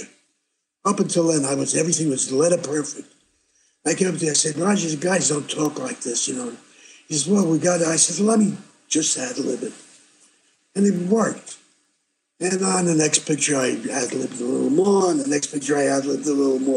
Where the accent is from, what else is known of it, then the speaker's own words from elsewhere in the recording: New York, United States; moved away; I'm from New York